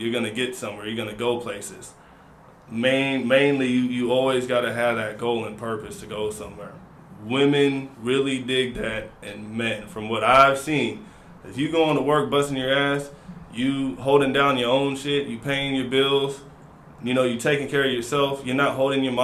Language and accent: English; Seattle, Washington, United States; also born or lived in Louisiana; I'm from Seattle, everybody. I've been out here for a while. Family from Louisiana, moved back up here in 2009.